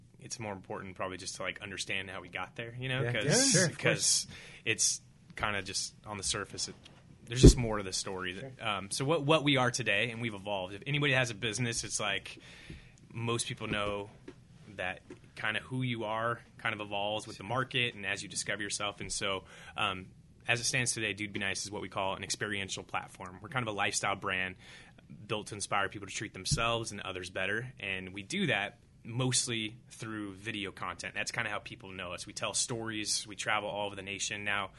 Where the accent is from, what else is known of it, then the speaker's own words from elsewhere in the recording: Whittier, California, United States; moved away as an adult; I had a good experience growing up in Whittier